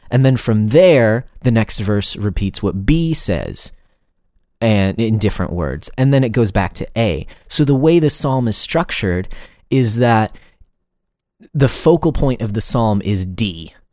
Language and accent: English; United States; first language English; we as English-speaking Americans